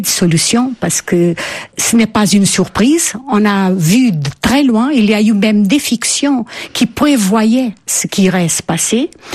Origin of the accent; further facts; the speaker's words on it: Portugal; French is a second language; Je suis une fille de l'école républicaine portugaise.